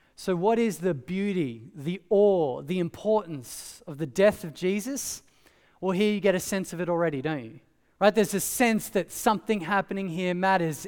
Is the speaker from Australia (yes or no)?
yes; Australia; growing up in Australia